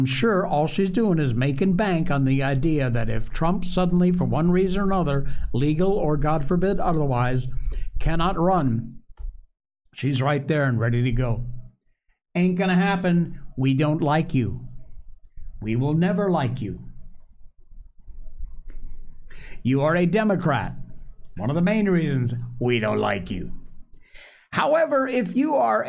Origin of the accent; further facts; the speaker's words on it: Torrington, Connecticut, United States; from Torrington, Connecticut, my hometown